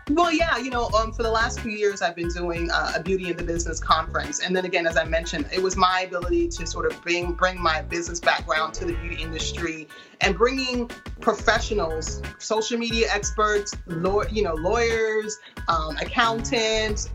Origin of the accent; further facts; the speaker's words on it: Portland, United States; moved away; Portland is my hometown